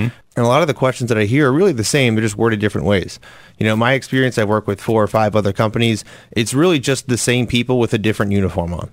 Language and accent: English; Lancaster County, Pennsylvania, United States; moved away as an adult; now in Philadelphia, United States; I was born and raised in Lancaster County, grew up there in quite a different environment than I live now